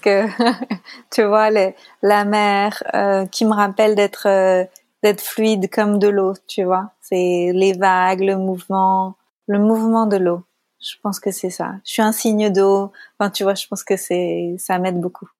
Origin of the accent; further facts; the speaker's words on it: France; accent: French; j'ai un accent. Et euh, quoique l'accent français c'est pas mal quand même